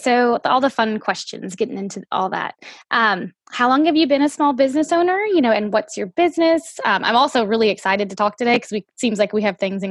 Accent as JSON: {"language": "English", "town": "New Orleans", "region": "Louisiana", "country": "United States", "moved": "yes", "lives_now": "Oregon, United States", "said": "we're from New Orleans. So we drive back from Oregon to Louisiana often."}